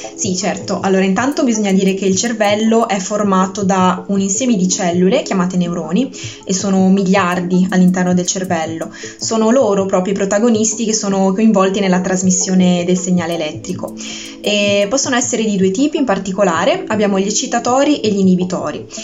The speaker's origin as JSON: {"language": "Italian", "town": "Bogliasco", "region": "Liguria", "country": "Italy", "tie": "born or raised there", "also_born_or_lived": "Genoa / Pisa", "said": "Sono nata a Genova e cresciuta a Vogliasco."}